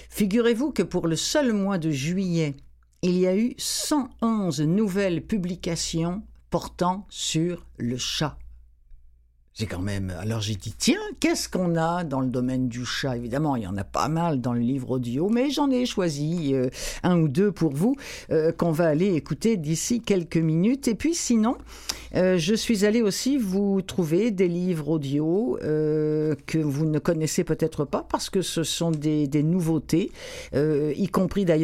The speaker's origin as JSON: {"language": "French", "country": "France", "accent": "French", "said": "avec mon gros accent français"}